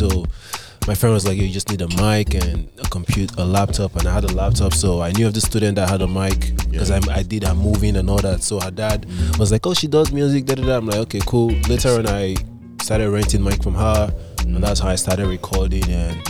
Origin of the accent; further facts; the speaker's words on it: Delta, Nigeria; now in Canada; Nigeria, Delta States.